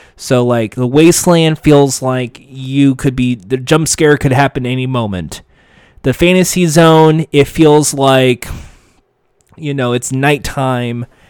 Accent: United States; my home country, the United States

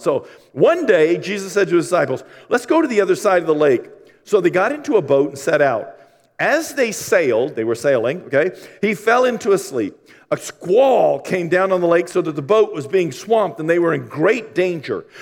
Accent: Maine, United States; I'm from Maine

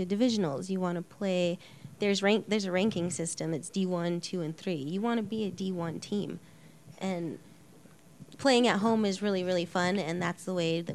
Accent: Albuquerque, New Mexico, United States; also born or lived in Montana; I've been here since I was, I think, 6 years old, so since 92

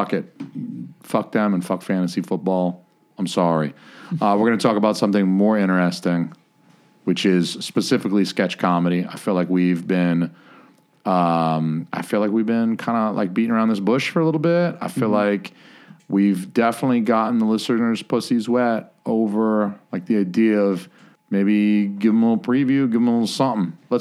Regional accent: the South, United States; I'm from the South

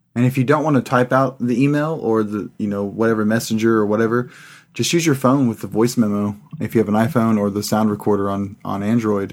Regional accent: Pratt, Kansas, United States; also born or lived in California / Sawyer, Kansas; I was born in California and moved to Pratt, Kansas and Sawyer, Kansas

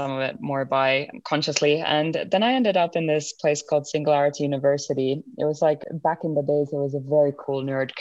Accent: Finland; I was born and brought up in Finland.

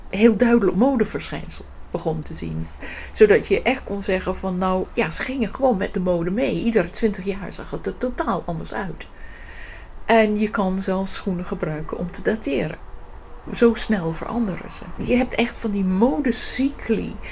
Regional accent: England, United Kingdom; Dutch is a second language; moved away as an adult; now in Netherlands; Ik ben oorspronkelijk uit Engeland gekomen om in Nederland

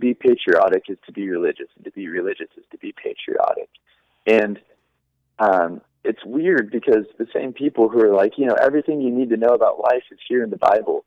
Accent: United States; Now, I'm not saying I'm not an American

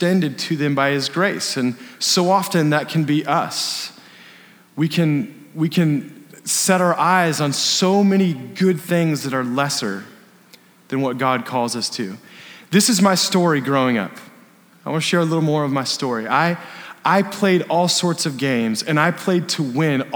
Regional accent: Bend, Oregon, United States; I grew up in Bend

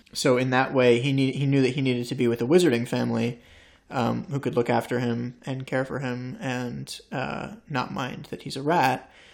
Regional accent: United States; an American boy growing up in the States

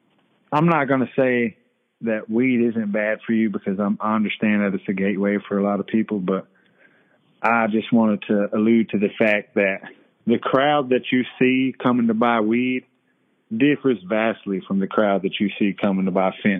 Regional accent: Cherokee, North Carolina, United States; born and raised in Cherokee, Wolftown.

